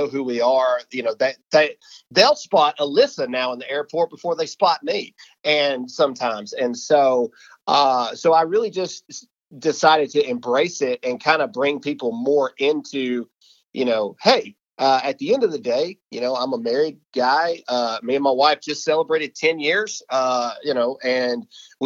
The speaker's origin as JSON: {"language": "English", "region": "Mississippi", "country": "United States", "said": "I'm from Mississippi. I'm still in Mississippi, and I'm getting ready to move out to Texas."}